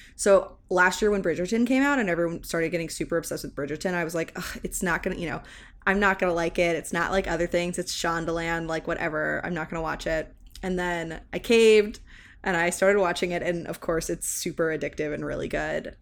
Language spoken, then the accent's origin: English; the South, United States; growing up in the South